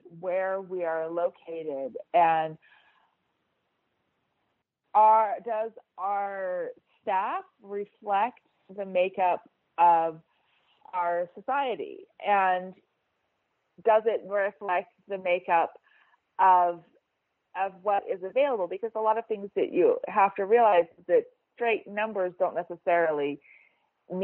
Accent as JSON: {"language": "English", "country": "United States", "moved": "as an adult", "lives_now": "Switzerland", "said": "I'm an American, I live in Switzerland"}